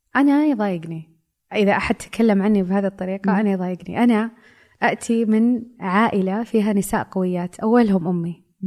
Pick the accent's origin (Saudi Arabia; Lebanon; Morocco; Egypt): Saudi Arabia; هويتي كمرأة سعودية